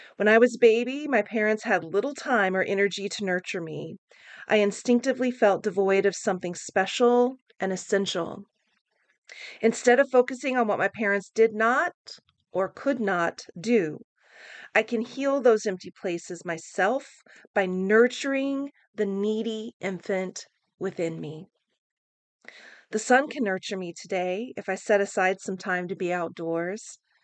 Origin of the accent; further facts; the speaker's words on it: Oklahoma, United States; now in San Francisco, United States; growing up in Oklahoma.